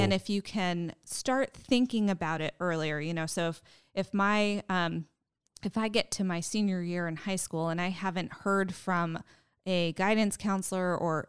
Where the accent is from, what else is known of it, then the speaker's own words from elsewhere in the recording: New England, United States; No, I'm actually from New England and I'm a transplant.